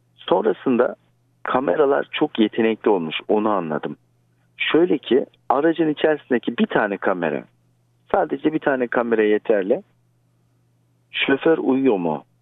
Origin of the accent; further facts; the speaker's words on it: Istanbul, Turkey; merhaba neredensin diye sordukları zaman İstanbul'u söylüyorum